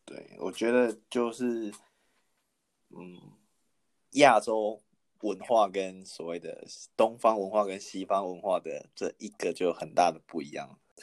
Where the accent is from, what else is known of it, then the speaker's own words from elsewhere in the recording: Taiwan; moved away as an adult; also born or lived in Australia; now in New Zealand; 我不是，我不是韩国人啊，我是，我是台湾人啊